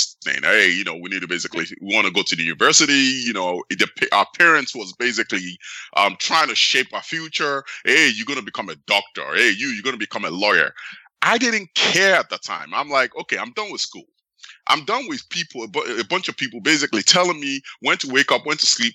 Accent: Nigeria; now in United States; I was actually born in the United States and I grew up in Nigeria.

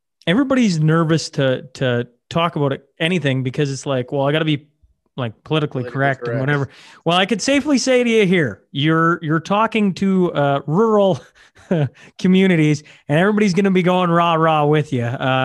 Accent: Saskatchewan, Canada; I come from small town Saskatchewan. Grew up on a farm.

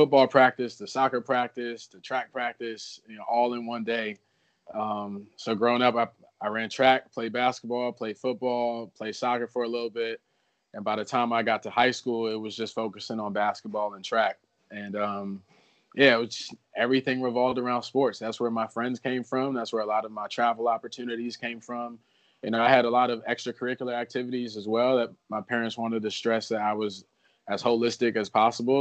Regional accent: New Jersey, United States; moved away as an adult; also born or lived in Virginia; my childhood was like growing up in New Jersey

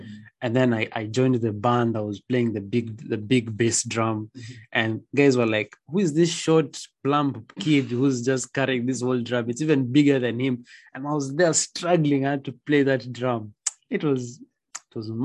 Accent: Nairobi, Kenya; I came from a very good school, Riara, mm-hmm. and then I went to a different school mm-hmm. in the other side of Nairobi

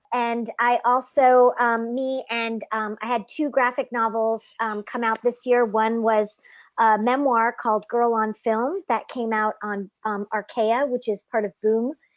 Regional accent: United States; first language English; I'm French Canadian, but I grew up in the states, so I'm the only one in my family who's sort of English first

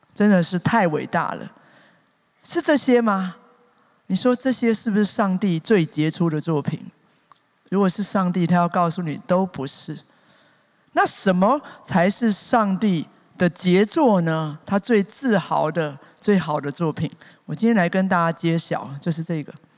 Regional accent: Taipei, Taiwan; 我才知道我真的是天龙国出身啊

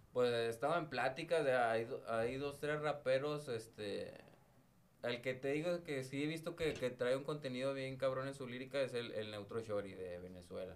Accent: northern Mexico, Mexico; como decimos aquí en el norte

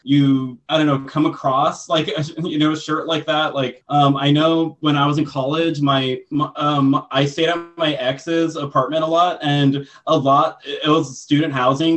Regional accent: United States; am like i am i am American

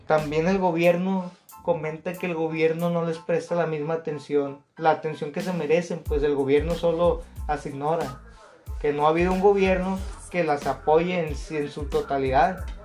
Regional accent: Mexico; also born or lived in Culiacán, Sinaloa; los millones que somos de mexicanos

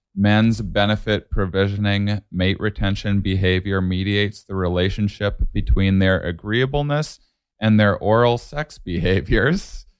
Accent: La Crosse, Wisconsin, United States; moved away; I'm from a small town in the Cross, Wisconsin

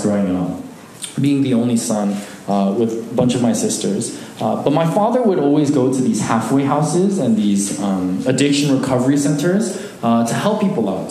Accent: Alaska, United States; moved away; Growing up in Alaska, a small community

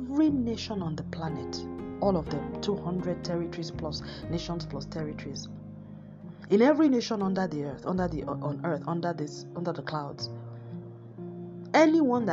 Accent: Nigeria; moved away; I'm Nigerian

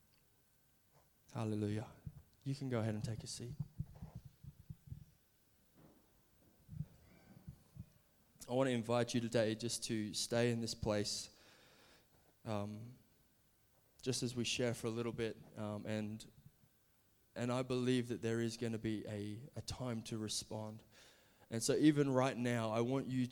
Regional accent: Brisbane, Queensland, Australia; also born or lived in California; I'm from Brisbane, Australia, where we all live now

